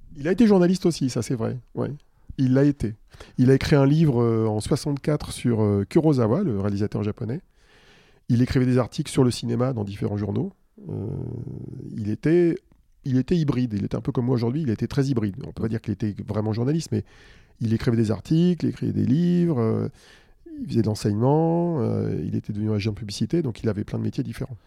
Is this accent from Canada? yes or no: no; Île-de-France, France; also born or lived in Suresnes / Paris / Neuilly-sur-Seine; je suis né à Suresnes, à l'hôpital Foch. C'est pas très loin, hein, c'est en région parisienne. Et j'ai habité, euh, j'ai toujours habité en Ile-de-France